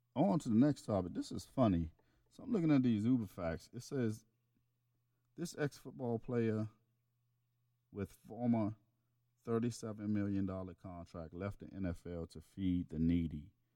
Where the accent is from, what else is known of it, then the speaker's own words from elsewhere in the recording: East Coast, United States; I'm from the East Coast